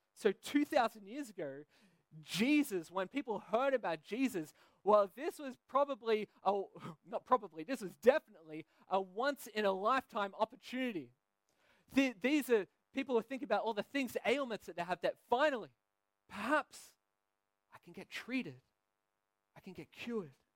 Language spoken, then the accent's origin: English; Sydney, New South Wales, Australia; now in Belgium; I'm from Sydney, Australia